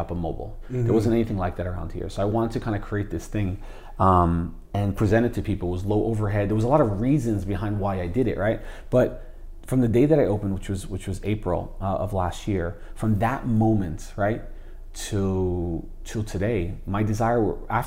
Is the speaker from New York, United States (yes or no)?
no; Jersey City, New Jersey, United States; also born or lived in Hoboken; I lived the majority of my life in Jersey City